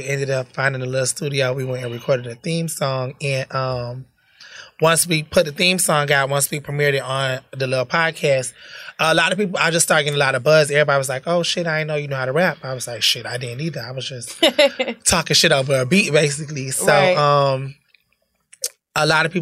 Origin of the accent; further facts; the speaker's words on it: Perry, Florida, United States; also born or lived in Bridgeport, Connecticut / Tallahassee, Florida; I was born and raised in Bridgeport. I moved to Perry, Florida when I was about 10, 11. So I grew up doing middle school, high school, in Florida